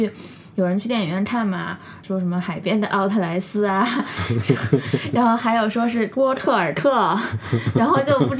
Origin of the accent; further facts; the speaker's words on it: Sichuan, China; 我们都是四川人，就诺兰。